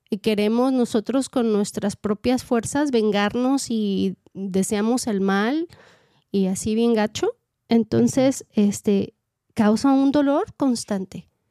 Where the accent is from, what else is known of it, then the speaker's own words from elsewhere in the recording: Mexico; moved away as an adult; now in United States; yo soy maestra y vengo preparada de México